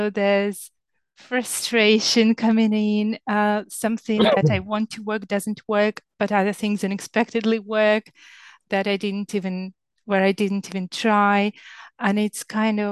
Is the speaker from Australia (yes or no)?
no; southern Ukraine, Ukraine; now in England, United Kingdom; I'm from Ukraine and I live in England, and where I grew up in the south of Ukraine